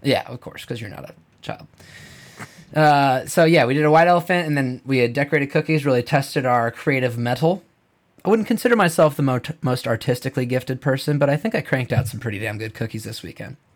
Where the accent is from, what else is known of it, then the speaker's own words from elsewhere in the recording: Big Timber, Montana, United States; I'm from Big Timber, Montana, Crazy Mountains